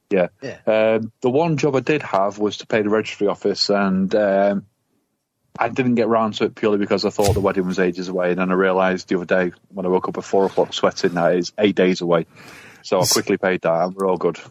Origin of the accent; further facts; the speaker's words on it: Manchester, North West England, United Kingdom; I'm from Manchester